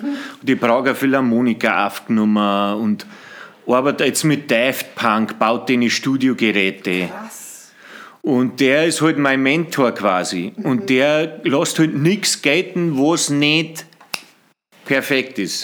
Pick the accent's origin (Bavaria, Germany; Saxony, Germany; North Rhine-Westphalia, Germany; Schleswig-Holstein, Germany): Bavaria, Germany; Bavarian Forest, Germany; moved away; also born or lived in Freising / Au in der Hallertau; sind wir dann äh, nach Ringzung in Wald und da bin ich dann aufgewachsen